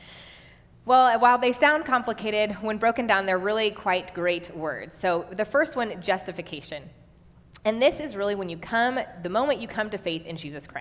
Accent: Kansas City, United States; also born or lived in Nebraska; now in Waverly, United States; I'm actually originally from Kansas City, and my husband and I moved back to Nebraska in 2015

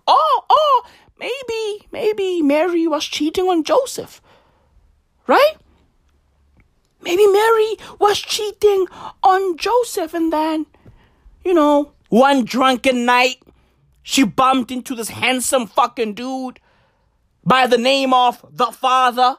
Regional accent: South Africa; we are South Africans

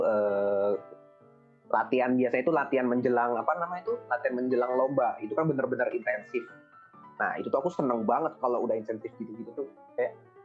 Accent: Bandung, West Java, Indonesia; asal daerah saya itu dari Bandung

